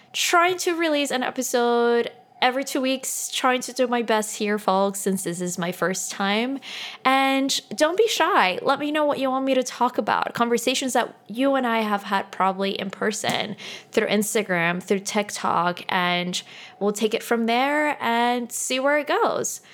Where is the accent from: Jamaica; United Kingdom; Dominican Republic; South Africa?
Dominican Republic; Santo Domingo; moved away; I am originally from the Dominican Republic